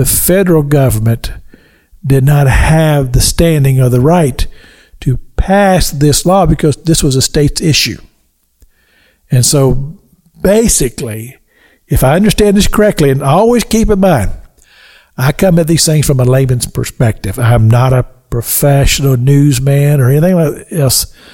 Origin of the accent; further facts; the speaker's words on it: Kentucky, United States; now in Florida, United States; I've lived in Florida longer than I've lived in any other state, even though I'm from Kentucky.